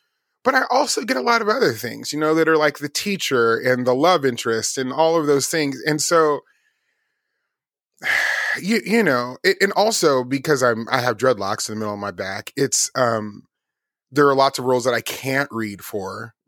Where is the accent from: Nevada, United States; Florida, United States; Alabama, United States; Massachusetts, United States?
Nevada, United States; Las Vegas; And of course, I grew up in Las Vegas. I was raised around hip hop and all of these things and gospel music